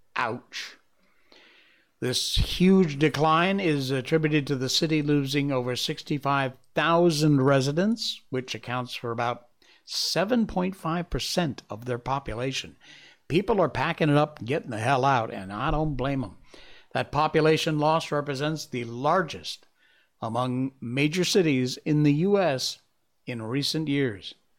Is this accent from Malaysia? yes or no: yes; Malaysia; my home country, Malaysia